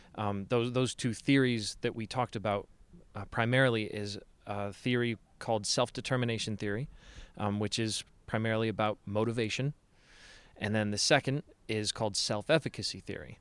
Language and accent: English; Chicago, Illinois, United States; now in Salt Lake City, United States; Chicago is and always will be my home